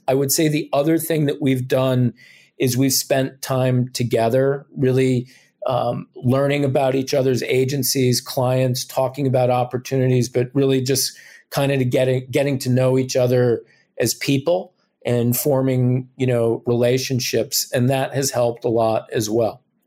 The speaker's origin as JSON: {"language": "English", "region": "New Jersey", "country": "United States", "moved": "yes", "said": "I'm originally from New Jersey"}